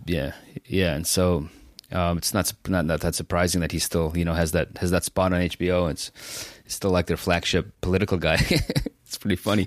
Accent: San Francisco, California, United States; I grew up in San Francisco. You know, we came here in 1990

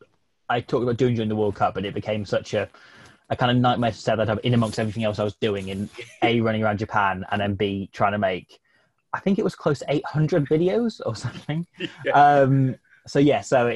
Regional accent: England, United Kingdom; I grew up in England, so I'm kind of with Welsh parents, but so I don't have as thick an accent as you need

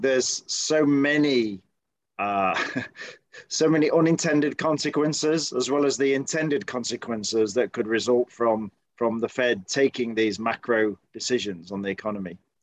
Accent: United Kingdom; now in United States; speaking as a Brit, and of course, I grew up with the BBC as our main kind of media channel

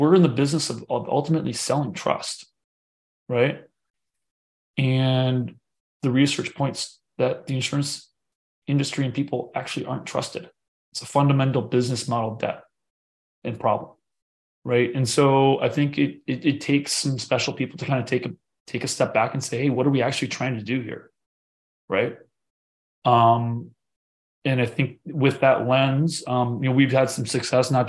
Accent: United States; I was born in the United States

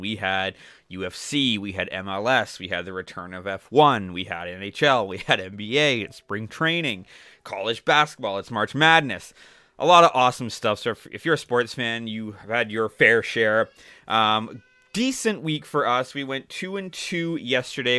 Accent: Toronto, Ontario, Canada; my hometown, Toronto

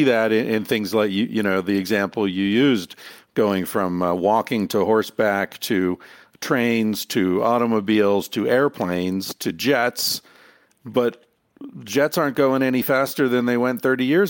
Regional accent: Ireland; And I'm Irish.

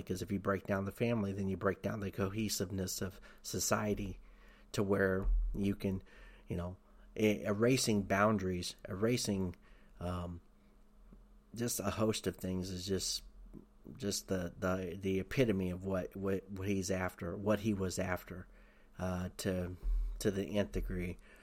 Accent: Tennessee, United States; I grew up in Tennessee. I lived in Tennessee

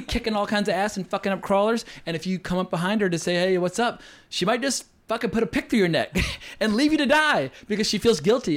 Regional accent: near the Appalachian Mountains, United States; I grew up near the Appalachian Mountains

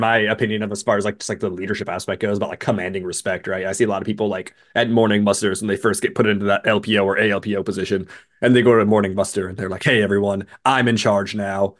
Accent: West Coast, United States; growing up on the West Coast

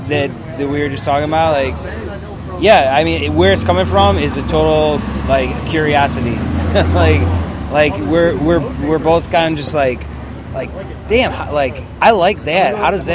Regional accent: Chicago, Illinois, United States; neither one of us came to Chicago to play music. We grew up around Chicago.

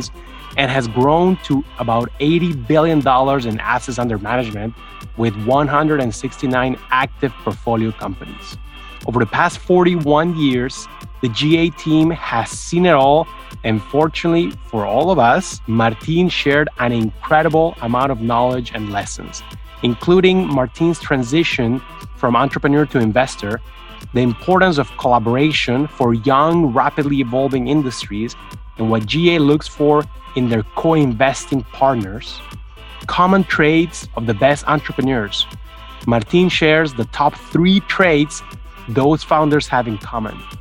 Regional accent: Bolivia; yet another Bolivian like me

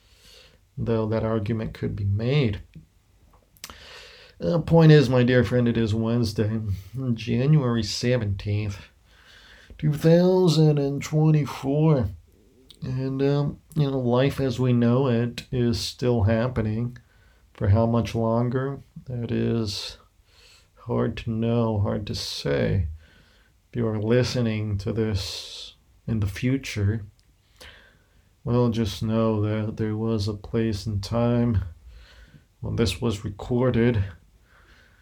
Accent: United States; moved away as an adult; now in Spain; my background as an American living abroad. Though I am perhaps closer now to Greece, as I'm living in Spain

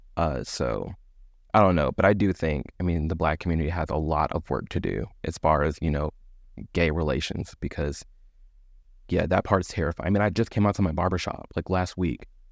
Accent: Midwest, United States; I grew up in the Midwest

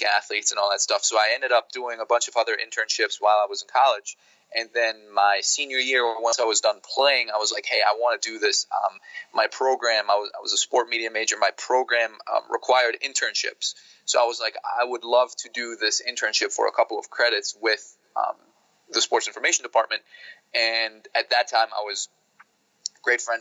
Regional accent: Germany; moved away as an adult; also born or lived in Northeast Pennsylvania / Ithaca; now in United States; I'm not from the U.S. I'm originally from Germany.

